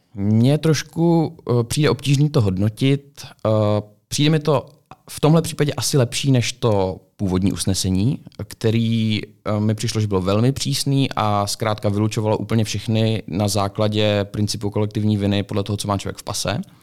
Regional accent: Czechia

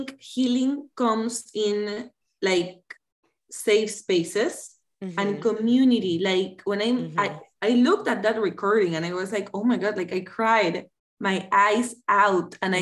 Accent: Panama; moved away; I'm currently in Panama. This is my hometown

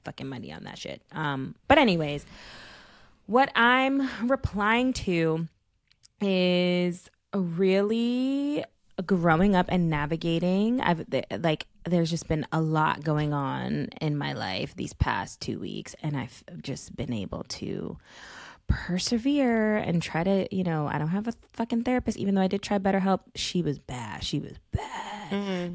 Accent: New York City, New York, United States; growing up in Bed Stuy that like my block was nature

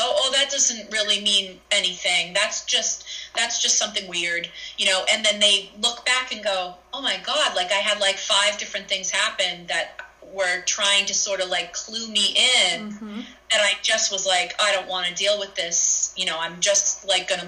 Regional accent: Salem, Massachusetts, United States; growing up in Salem

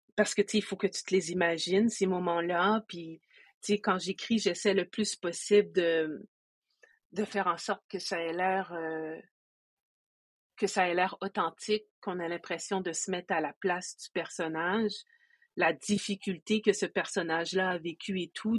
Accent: Quebec, Canada; je suis une personne qui est d'origine haïtienne, je suis née au Québec

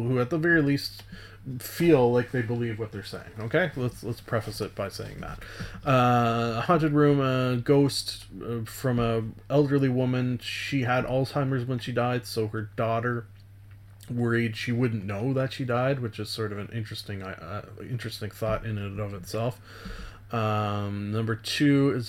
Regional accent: Canada; being a Canadian

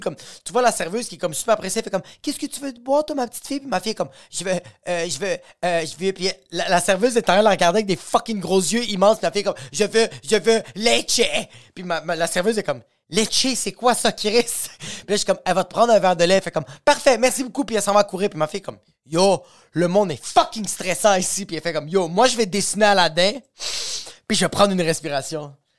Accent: Quebec, Canada; je suis québécois

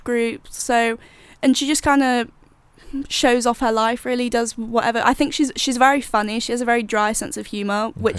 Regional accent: Jersey; I'm from Jersey

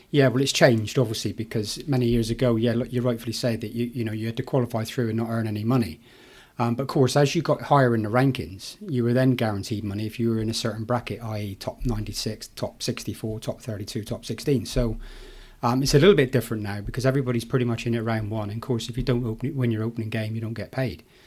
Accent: Plymouth, South West England, United Kingdom; in Plymouth, in my hometown

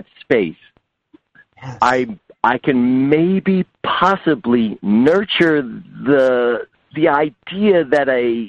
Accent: New Jersey, United States; I'm from Jersey

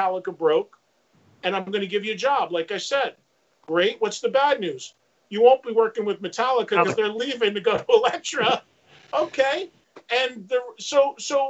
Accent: New Jersey, United States; my hometown in New Jersey has three colleges in it

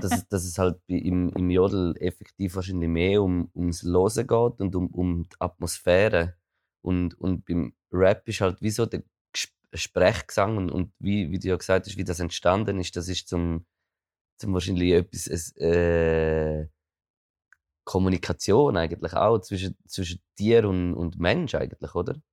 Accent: near Toggenburg / Appenzell, Eastern Switzerland, Switzerland; ich komme noch aus der Ostschweiz, das ist so... Ich bin eigentlich so fast, fast am Fuß von Toggenburg gewohnt oder vom Appenzell

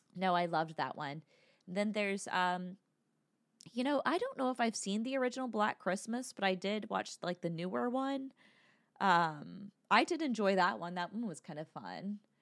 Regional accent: United States; as American

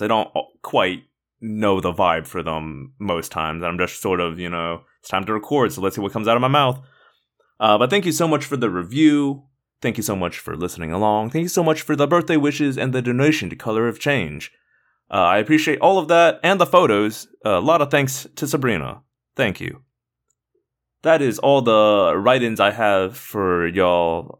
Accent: Indiana, United States; I grew up mostly in Indiana

